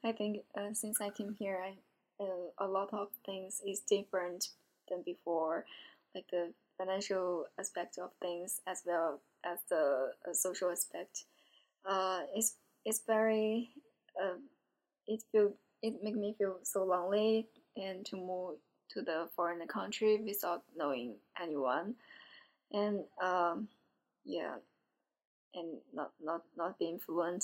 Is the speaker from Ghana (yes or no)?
no; China; moved away as an adult; now in Savannah, United States; I'm from China